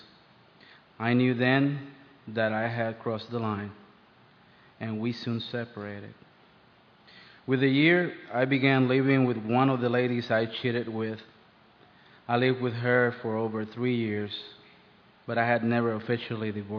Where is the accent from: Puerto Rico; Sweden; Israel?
Puerto Rico; moved away as an adult; now in United States; I grew up in Puerto Rico.